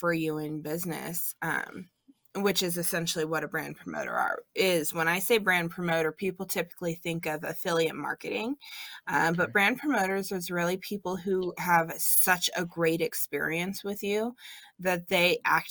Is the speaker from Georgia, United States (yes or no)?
no; California, United States; moved away as an adult; now in Washington, United States; I was born and raised in California